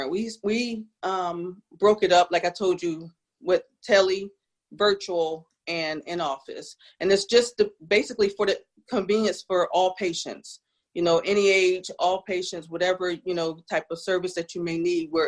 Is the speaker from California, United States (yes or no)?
no; New Jersey, United States; now in South Carolina, United States; I am from South Jersey.